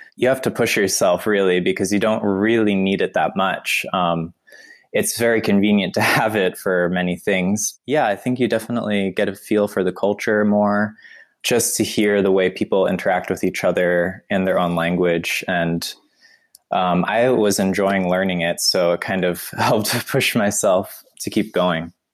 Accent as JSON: {"language": "English", "region": "North Carolina", "country": "United States", "tie": "born or raised there", "also_born_or_lived": "Long Island, New York / Vermont / New York City", "moved": "as an adult", "lives_now": "Wuppertal, Germany", "said": "I'm from the United States and I was born in New York, in Long Island, New York. And I also grew up in Vermont and North Carolina."}